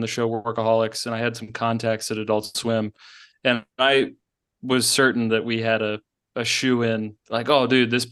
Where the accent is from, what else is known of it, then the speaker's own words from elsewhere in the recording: Baltimore, Maryland, United States; I'm from Baltimore